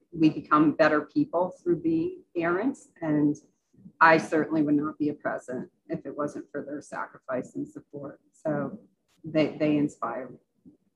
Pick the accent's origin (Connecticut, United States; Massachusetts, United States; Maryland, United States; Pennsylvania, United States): Massachusetts, United States; Western; I grew up in Massachusetts, so it's in Western Massachusetts